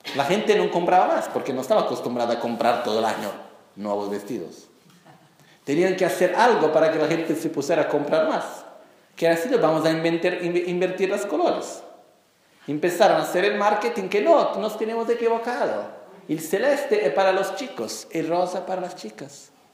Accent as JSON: {"language": "Spanish", "country": "Brazil", "tie": "born or raised there", "second_language": "Spanish", "said": "yo nací como brasileño"}